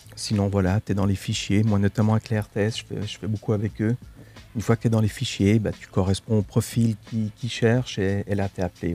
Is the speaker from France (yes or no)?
no; Switzerland; je suis d'origine italienne, mais j'ai vécu en Suisse, j'ai grandi en Suisse je vis en Suisse